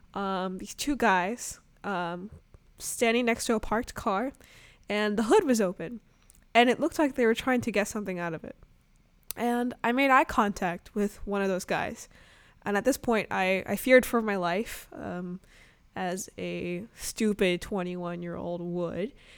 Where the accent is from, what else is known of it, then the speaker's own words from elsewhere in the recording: Arkansas, United States; also born or lived in Chicago suburbs, Illinois; now in Brooklyn, New York, United States; I was really sheltered growing up in Arkansas and, you know, um, living in the Chicago suburbs